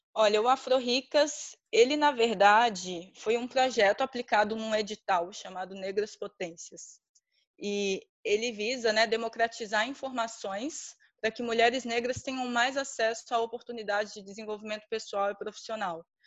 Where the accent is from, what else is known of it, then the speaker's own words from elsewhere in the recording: Minas Gerais, Brazil; eu sou de Minas Gerais